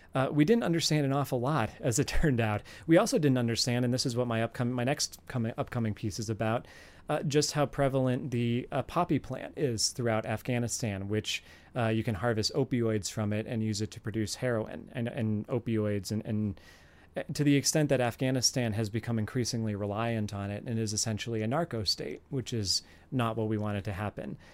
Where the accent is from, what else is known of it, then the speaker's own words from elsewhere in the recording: Virginia, United States; my home state, for example, of Virginia